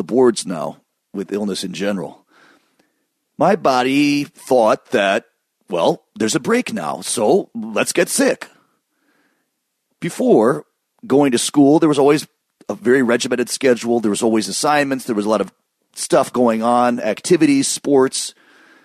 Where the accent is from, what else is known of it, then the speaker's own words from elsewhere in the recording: Michigan, United States; where I grew up in Michigan